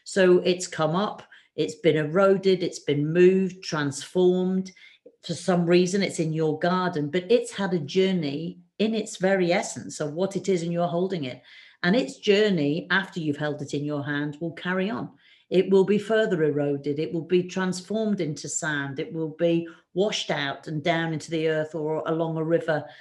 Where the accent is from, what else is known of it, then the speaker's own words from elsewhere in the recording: Shropshire, West Midlands, United Kingdom; also born or lived in Africa; I grew up in Shropshire